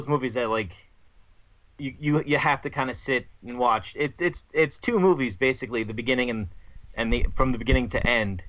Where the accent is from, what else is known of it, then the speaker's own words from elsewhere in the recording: New York, United States; I'm from New York, so we just say mean things.